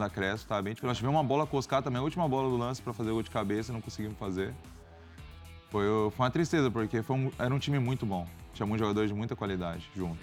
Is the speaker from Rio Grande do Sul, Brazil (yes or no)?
no; São Paulo, Brazil; Eu sou de São Paulo, então para mim seria muito cômodo estar perto da minha família